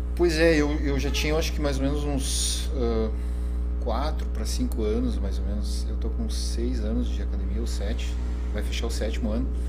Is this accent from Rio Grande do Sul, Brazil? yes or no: yes; Santana do Livramento, Rio Grande do Sul, Brazil; eu já nasci em Santana do Livramento